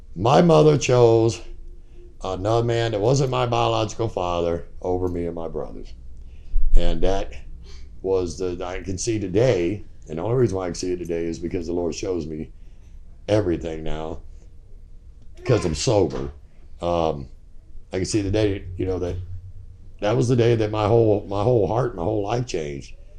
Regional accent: Virginia, United States; also born or lived in San Jose, California; We went back to Virginia because that's where I was born

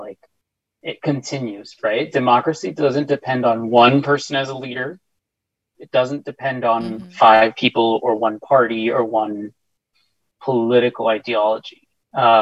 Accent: El Paso, Texas, United States; I'm from El Paso

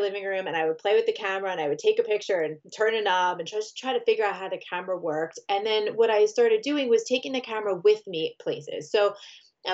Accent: Long Island, New York, United States; I am from Long Island, New York, so just outside Manhattan, or for those of us New Yorkers, the city

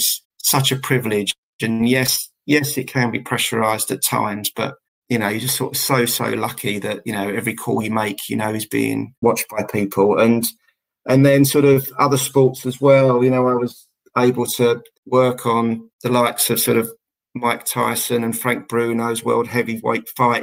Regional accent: Southend-on-Sea, East of England, United Kingdom; I'm from Essex and from the South End area

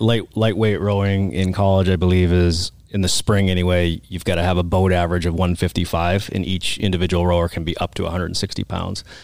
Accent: Oxford, Massachusetts, United States; accent: Boston; now in Arizona, United States; I'm from the Boston area.

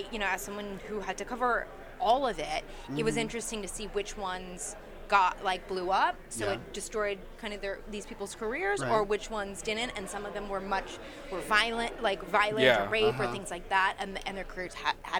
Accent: West Hollywood, California, United States; I live in L.A., so I'm in a very liberal... I'm from West Hollywood. Yeah. Like, I'm from a very liberal area

